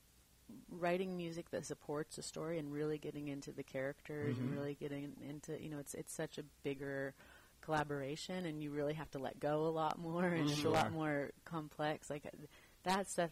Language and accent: English; California, United States; moved away; also born or lived in Tustin, California / San Jose, California / Sacramento area, California / Nashville; I grew up in California, kind of throughout all the little towns that nobody's heard of, mostly.